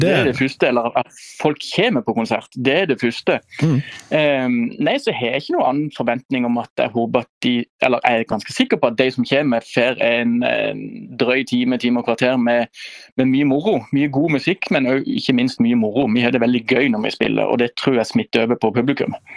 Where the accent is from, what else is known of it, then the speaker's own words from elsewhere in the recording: Lyngdal, Agder, Norway; moved away; Jeg er fra Lyngdal